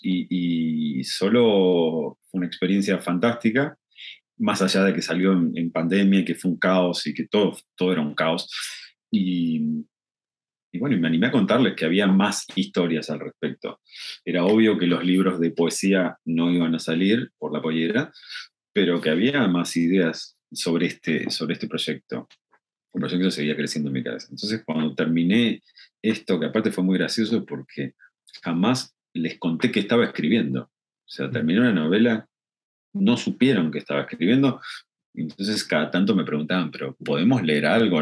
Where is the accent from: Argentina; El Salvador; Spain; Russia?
Argentina; tenemos una frase en Argentina que es piantavotos